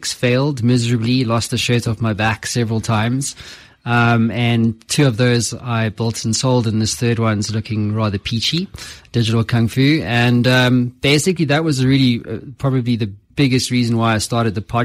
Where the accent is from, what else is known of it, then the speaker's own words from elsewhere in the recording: Cape Town, Western Cape, South Africa; moved away as an adult; also born or lived in London; now in Johannesburg, South Africa; I was born in Cape Town, and then I pretty much lived overseas for the better part of 12 years